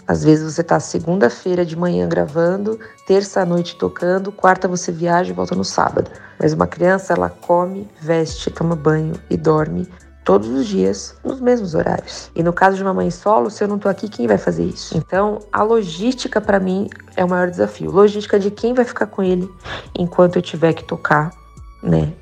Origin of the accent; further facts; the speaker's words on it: Santos, São Paulo, Brazil; also born or lived in Spain; now in São Paulo, Brazil; eu venho de Santos, que é um baita celeiro de músicos